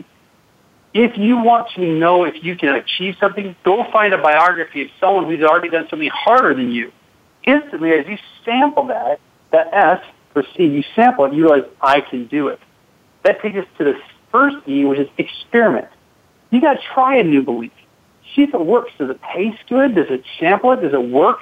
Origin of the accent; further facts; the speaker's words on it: Seattle, Washington, United States; I grew up in Seattle, Washington